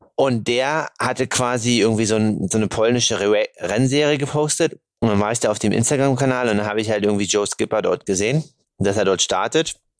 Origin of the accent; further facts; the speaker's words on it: Germany; Bei uns in Deutschland